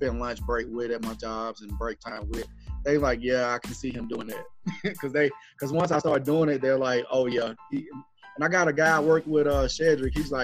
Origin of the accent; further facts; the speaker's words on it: Gaston, Alabama, United States; also born or lived in Birmingham, Alabama; Shout out to Gaston, Alabama. They pretty much raised me, up from a kid